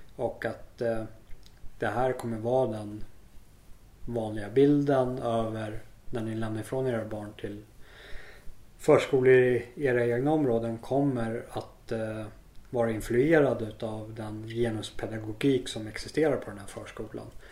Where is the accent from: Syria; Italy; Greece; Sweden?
Sweden; moved away; also born or lived in South Africa; jag är hemma i Sverige igen